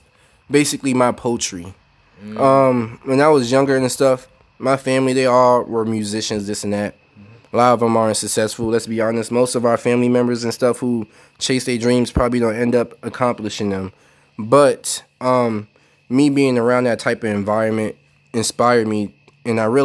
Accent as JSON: {"language": "English", "town": "Charlotte", "region": "North Carolina", "country": "United States", "tie": "born or raised there", "also_born_or_lived": "Brooklyn, New York", "said": "I'm from Brooklyn, y'all. But I grew up here in Charlotte"}